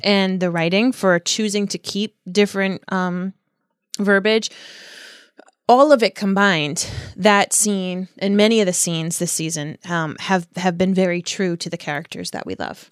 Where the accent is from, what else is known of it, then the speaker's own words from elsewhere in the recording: United States; I'm an American